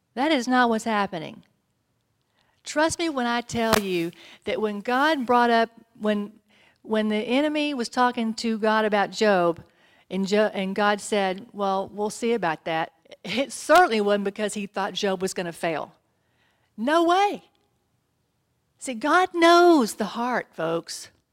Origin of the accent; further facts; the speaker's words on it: Texas, United States; I'm from Texas.